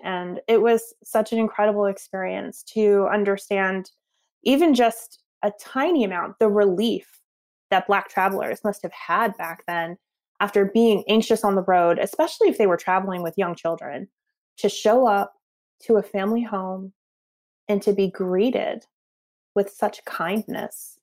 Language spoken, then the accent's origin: English; Northeast, United States; I grew up in the Northeast